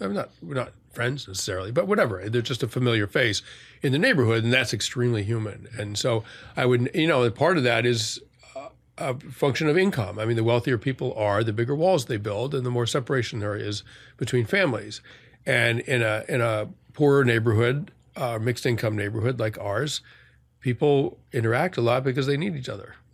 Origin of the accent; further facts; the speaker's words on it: outside of Boston, Massachusetts, United States; now in New York, United States; the sort of affluent suburb I grew up in outside of Boston